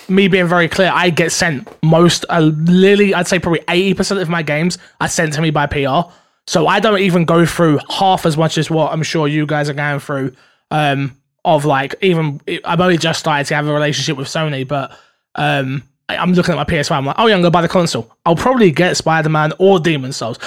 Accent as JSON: {"language": "English", "country": "United Kingdom", "said": "I'm very British."}